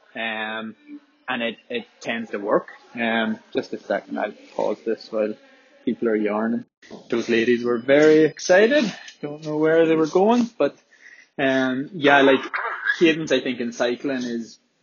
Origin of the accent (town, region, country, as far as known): Belfast, Northern Ireland, United Kingdom